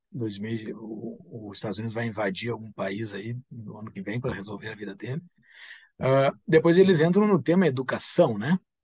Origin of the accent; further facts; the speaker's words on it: Gaúcho, Rio Grande do Sul, Brazil; nós somos gaúchos